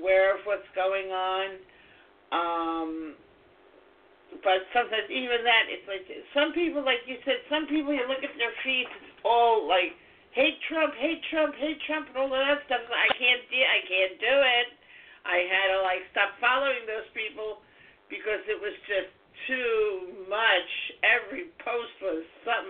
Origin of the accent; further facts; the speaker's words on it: New York, United States; moved away as an adult; now in Westbury, United States; I'm from New York